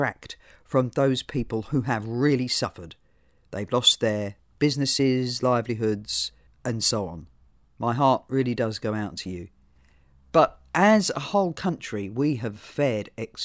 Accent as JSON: {"language": "English", "country": "United Kingdom", "tie": "born or raised there", "moved": "yes", "lives_now": "New Zealand", "said": "While I was born in Britain, as you can tell, I am now a citizen of New Zealand."}